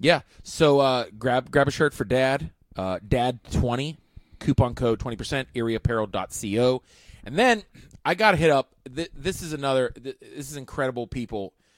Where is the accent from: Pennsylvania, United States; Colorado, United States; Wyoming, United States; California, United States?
Pennsylvania, United States; Pittsburgh; I was from Pittsburgh